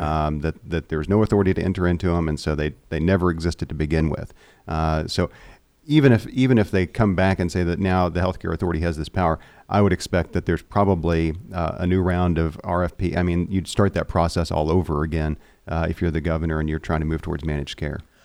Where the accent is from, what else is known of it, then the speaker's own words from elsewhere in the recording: Seminole, Oklahoma, United States; we're both from Seminole